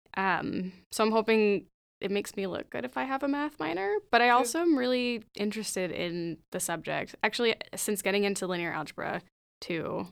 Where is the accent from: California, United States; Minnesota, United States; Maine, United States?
California, United States; Gilroy; I'm from Gilroy